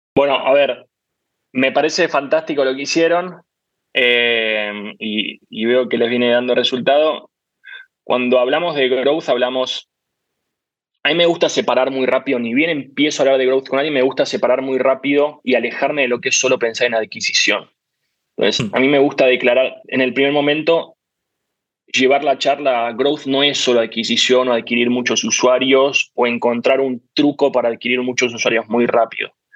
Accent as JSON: {"language": "Spanish", "country": "Argentina", "said": "Yo soy muy argentino"}